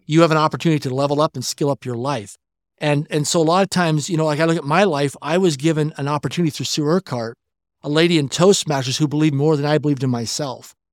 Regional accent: Swift Current, Saskatchewan, Canada; I grew up in Swift Current, Saskatchewan, Canada, a city of less than twenty thousand people in population

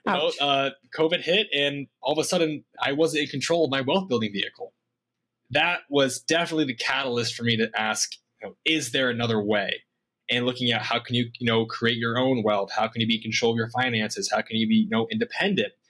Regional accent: Iowa, United States; moved away as an adult; also born or lived in Boise, Idaho; born and raised in Iowa

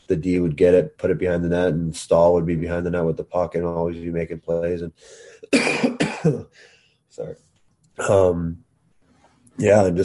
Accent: Chicago, Illinois, United States; also born or lived in South Carolina; you can say I grew up in Chicago, but at the same time, I felt most of my childhood was at the beach and the golf courses down there.

